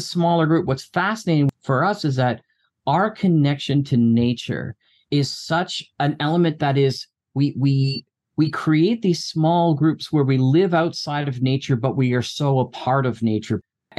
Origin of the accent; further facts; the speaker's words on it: Fergus, Ontario, Canada; also born or lived in Bellwood, Ontario / Nova Scotia / Parry Sound, Ontario; I grew up in Fergus, Ontario, which is probably outside of Fergus, Ontario. Bellwood is 10 miles outside of Fergus, Ontario. So Bellwood is closer. It's a smaller community, 300 people in the summertime